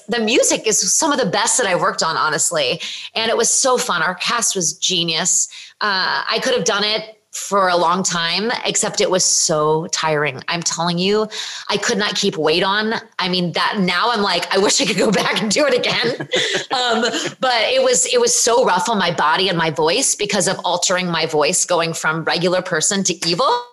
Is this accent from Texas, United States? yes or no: no; Virginia, United States; I'm from Virginia